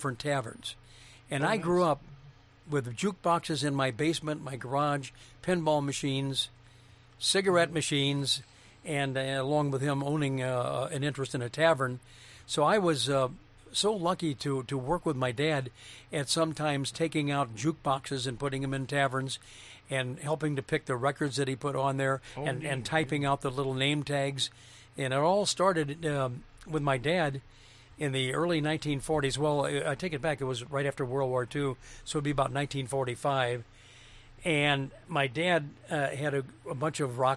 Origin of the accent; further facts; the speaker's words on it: St. Louis, Missouri, United States; moved away as an adult; now in Minnesota, United States; In my hometown of St. Louis